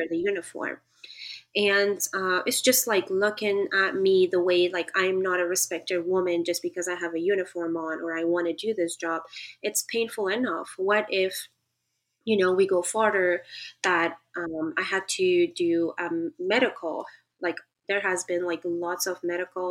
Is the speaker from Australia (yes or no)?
no; Afghanistan; moved away; also born or lived in Pakistan; since I grew up and in Pakistan in a refugee camp, coming back to Afghanistan under the Taliban regime